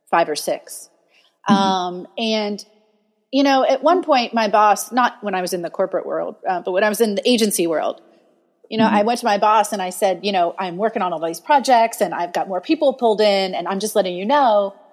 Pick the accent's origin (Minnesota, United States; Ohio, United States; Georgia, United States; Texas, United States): Ohio, United States; now in Portland, United States; well, I'm from Ohio, and it gets like negative twenty in the winter